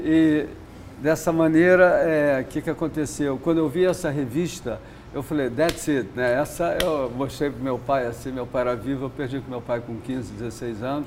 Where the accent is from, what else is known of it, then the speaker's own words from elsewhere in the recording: Rio de Janeiro, Brazil; eu nasci no Leblon, na quadra da praia ali